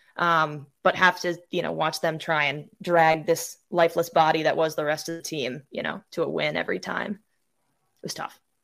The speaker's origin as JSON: {"language": "English", "region": "Maine", "country": "United States", "tie": "born or raised there", "also_born_or_lived": "Michigan", "moved": "as an adult", "lives_now": "North Carolina, United States", "said": "I'm from Maine originally. I was born and raised here"}